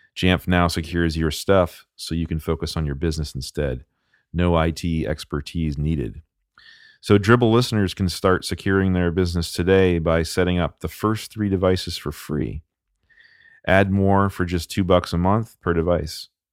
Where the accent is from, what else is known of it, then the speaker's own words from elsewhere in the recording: Vermont, United States; now in Salem, United States; I grew up in Vermont